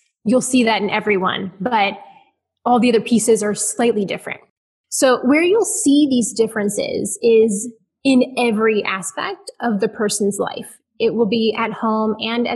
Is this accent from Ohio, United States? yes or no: yes; Ohio, United States; now in Houston, United States; I am an Ohio girl